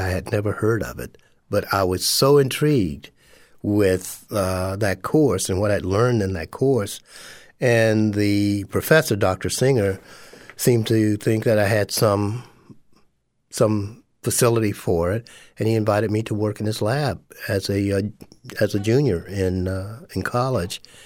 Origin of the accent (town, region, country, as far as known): West Palm Beach, Florida, United States; born or raised there; moved away as an adult; also born or lived in Sanford, Florida / Minnesota / Pennsylvania